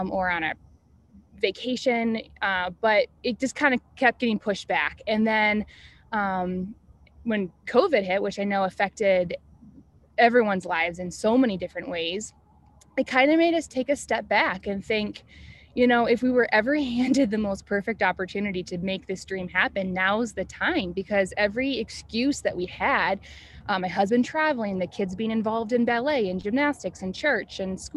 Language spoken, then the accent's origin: English; Asheville, North Carolina, United States; We are originally from Asheville, North Carolina